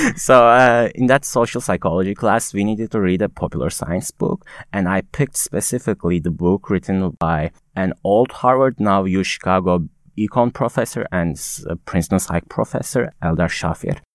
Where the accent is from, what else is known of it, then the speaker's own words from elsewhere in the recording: Konya, Turkey; English is a second language; moved away as an adult; also born or lived in Istanbul; now in United States; I'm not from Istanbul directly. My hometown is another city in Turkey called Konya